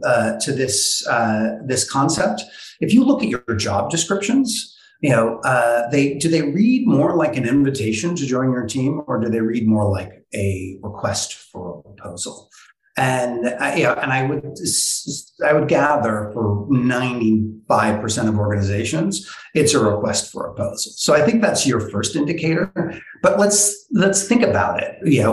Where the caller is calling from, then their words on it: New York City, New York, United States; I'm calling from downtown Brooklyn at the beautiful Bond Collective co-working spot.